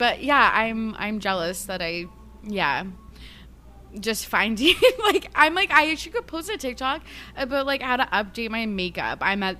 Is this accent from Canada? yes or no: yes; Canada; I'm Canadian.